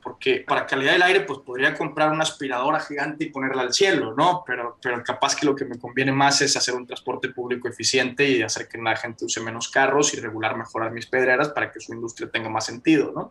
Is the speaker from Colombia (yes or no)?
no; Mexico; como mexicano